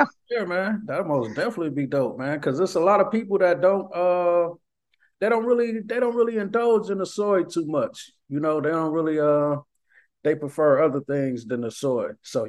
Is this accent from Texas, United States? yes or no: no; Ypsilanti, Michigan, United States; now in Las Vegas, United States; I'm from Michigan originally, and it's like pretty much not really a vegan community there where I'm from. I'm from a real small city called Ypsilanti, and it's really It's really not a vegan community there.